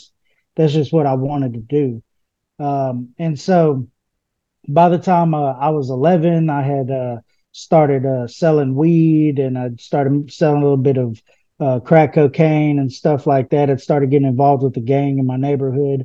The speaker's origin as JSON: {"language": "English", "town": "Houston", "region": "Texas", "country": "United States", "tie": "born or raised there", "said": "I'm from Houston, Texas, originally. I grew up in a all-black neighborhood"}